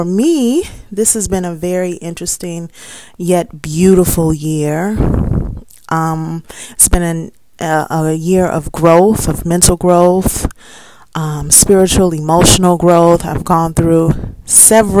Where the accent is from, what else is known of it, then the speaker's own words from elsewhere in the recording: Chicago, Illinois, United States; moved away as an adult; now in Gary, Indiana, United States; I'm right from Chicago